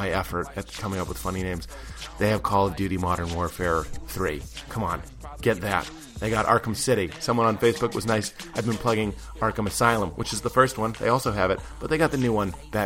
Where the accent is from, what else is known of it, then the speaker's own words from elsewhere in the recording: Lexington, Massachusetts, United States; I am from Lexington, Massachusetts